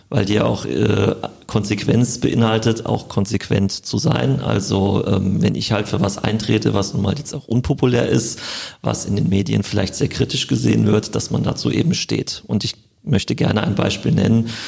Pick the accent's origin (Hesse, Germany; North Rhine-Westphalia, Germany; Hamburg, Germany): Hesse, Germany; Frankfurt; now in Wiesbaden, Germany; lebe jetzt schon eine sehr, sehr lange Zeit in Wiesbaden. Ich komme zwar ursprünglich aus Frankfurt, aber habe mich äh, hier immer wohl gefühlt, wenn ich hier zu Besuch war und äh, lebe jetzt auch schon seit 2008, meine ich hier.